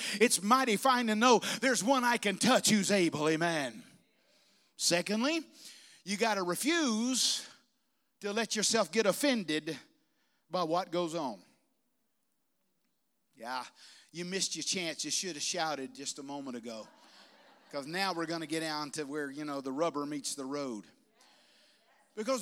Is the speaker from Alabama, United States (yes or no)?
yes; Bessemer, Alabama, United States; moved away; When I was a boy growing up, we were kids growing up in Alabama, we'd have camp meeting there in Bessemer